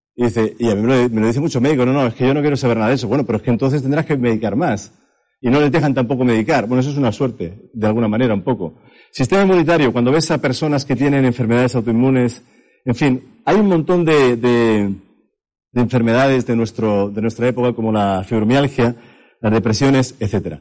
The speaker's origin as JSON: {"language": "Spanish", "town": "Madrid", "region": "Community of Madrid", "country": "Spain", "tie": "born or raised there", "moved": "as an adult", "lives_now": "Berlin, Germany", "said": "yo he vivido aquí en la calle General Moscardó toda mi vida, yo soy español por parte de Madrid"}